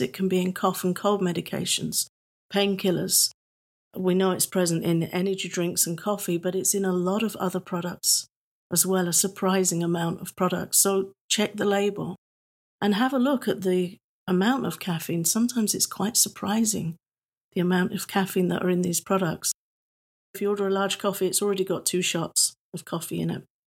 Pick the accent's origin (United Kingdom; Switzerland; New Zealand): United Kingdom; England; I'm British.